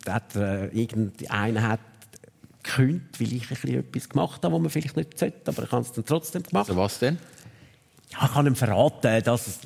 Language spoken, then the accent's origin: German; Zurich, Switzerland; weil als Zürcher in Luzern die Lehre machen, bist du natürlich ein Zützi.